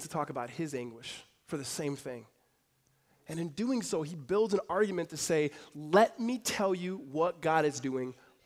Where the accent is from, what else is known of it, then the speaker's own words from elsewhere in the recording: California, United States; moved away; also born or lived in Arizona; we grew up together back in California